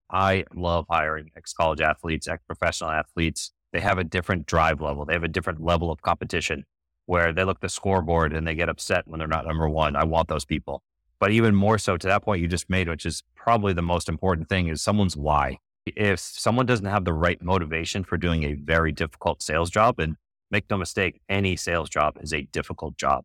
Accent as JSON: {"language": "English", "town": "Boston", "region": "Massachusetts", "country": "United States", "tie": "born or raised there", "said": "I'm from Boston. I grew up during the decade of excellence with Patriots, Red Sox, Bruins, Celtics."}